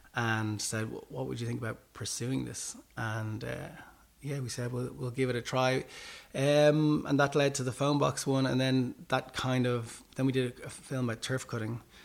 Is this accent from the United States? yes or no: no; Ireland; as Irish people